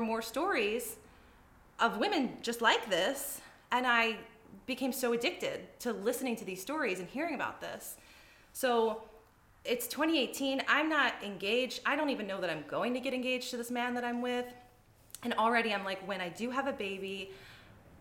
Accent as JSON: {"language": "English", "region": "East Coast", "country": "United States", "moved": "as an adult", "lives_now": "Arizona, United States", "said": "I'm originally from the East Coast"}